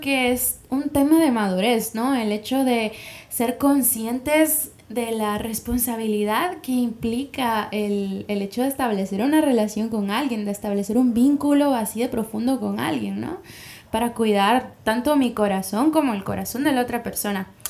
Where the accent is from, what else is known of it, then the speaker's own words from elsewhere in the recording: Guatemala; now in Dominican Republic; yo soy de Guatemala, pero actualmente radico en República Dominicana